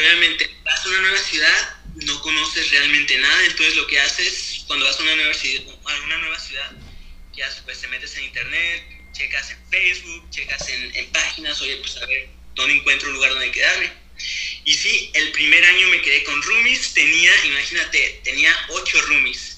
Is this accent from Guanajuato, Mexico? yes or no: no; Torreón, Coahuila, Mexico; also born or lived in Canada; now in Saguenay, Canada; soy mexicano de nacimiento, nací en Torreón, Coahuila, y ya llevo aproximadamente unos 15 años viviendo en Canadá